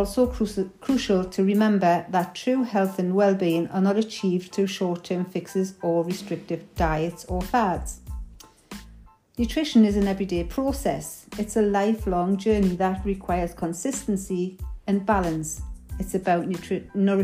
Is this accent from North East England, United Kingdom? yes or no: yes; Newcastle upon Tyne, North East England, United Kingdom; accent: Geordie; Because of my Geordie accent, some people may find it a little bit difficult to understand the dialect.